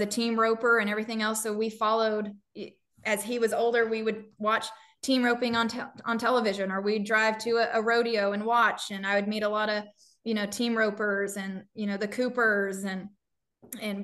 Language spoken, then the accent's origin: English; New Mexico, United States; now in Texas, United States; I'm from New Mexico.